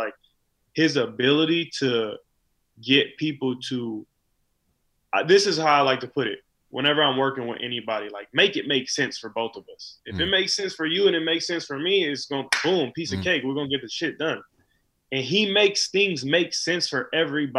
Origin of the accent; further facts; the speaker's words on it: California, United States; I'm from California